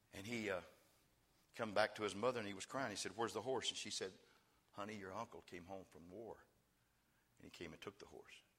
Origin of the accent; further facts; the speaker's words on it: West Texas, United States; I'm from West Texas